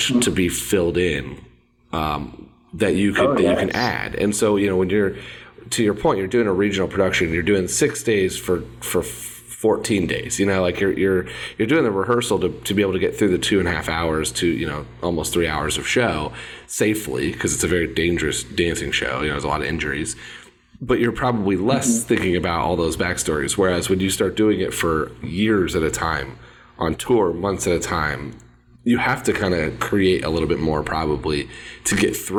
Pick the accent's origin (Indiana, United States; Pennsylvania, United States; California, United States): Indiana, United States; I'm from Indiana. We don't get all that many shows that run through here